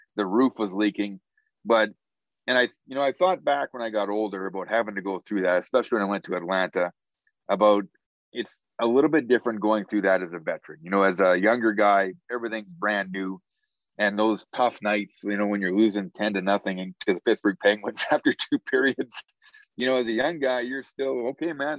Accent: Spy Hill, Saskatchewan, Canada; growing up in Spy Hill

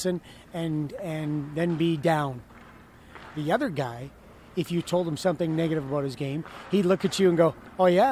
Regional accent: Canada; now in United States; I'm so much more American now than I am Canadian.

